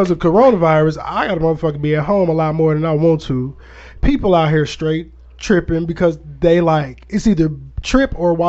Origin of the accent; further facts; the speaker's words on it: Aurora, Illinois, United States; now in Cahokia, United States; I'm from Aurora, Illinois.